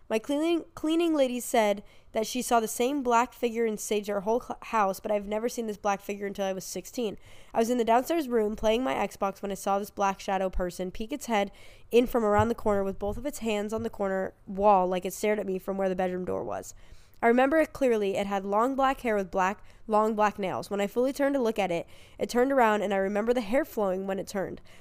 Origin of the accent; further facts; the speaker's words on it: Jacksonville, Florida, United States; Back when I was eight or nine, I grew up in Jacksonville, Florida, and we learned at school that a classmate, Maddie, had gone missing.